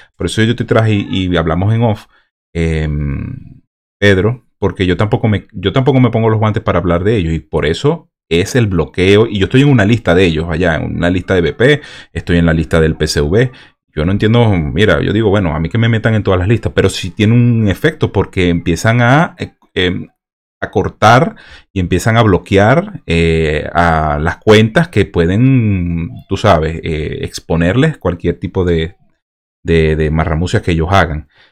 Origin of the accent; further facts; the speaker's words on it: Venezuela; moved away; a nosotros a los venezolanos nos dicen venecos